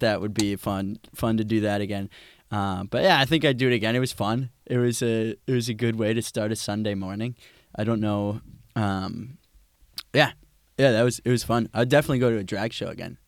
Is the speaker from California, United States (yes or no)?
no; Wisconsin, United States; growing up in Wisconsin